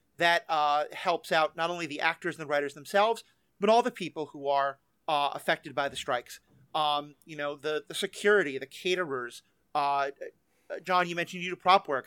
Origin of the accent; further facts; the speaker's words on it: New York, United States; I'm a New Yorker